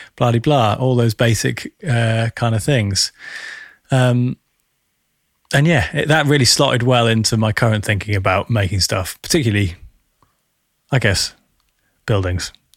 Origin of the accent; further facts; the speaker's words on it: United Kingdom; I'm speaking as a British Western, Westerner